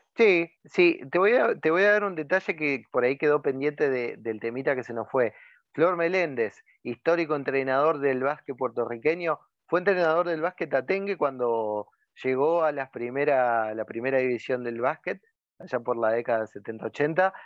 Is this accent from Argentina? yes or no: yes; Argentina; Acá en Argentina